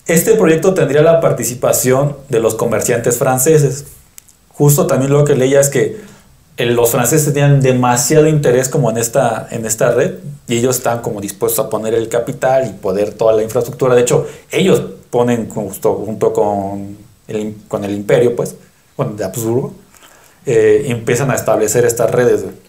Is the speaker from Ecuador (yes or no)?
no; Mexico City, Mexico; Yo soy capitalino